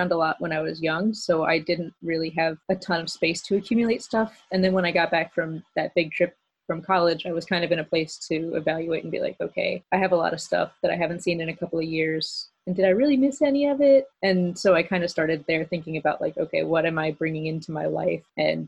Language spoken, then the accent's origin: English; Maryland, United States; also born or lived in Phoenix; I moved around when I was a kid. Like I said, my parents were Air Force, so I was born in Phoenix. And then we moved to Europe for a couple of years, and then we moved to Maryland. So Maryland is like mostly where I'm from.